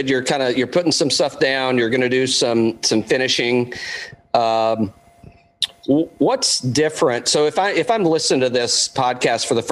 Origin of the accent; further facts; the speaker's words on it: East Tennessee, United States; I'm from East Tennessee